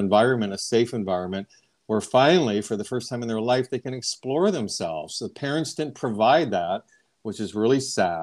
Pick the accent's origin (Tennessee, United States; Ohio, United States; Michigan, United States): Ohio, United States; moved away as an adult; now in Long Beach, United States; I grew up in Ohio and I received my bachelor's of education back in Ohio. And then I moved out west to California, where I'm at now.